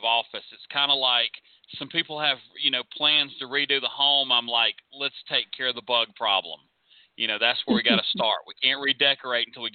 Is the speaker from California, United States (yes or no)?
no; Clayton County, Georgia, United States; I grew up in Clayton County, which was the setting of Gone with the Wind.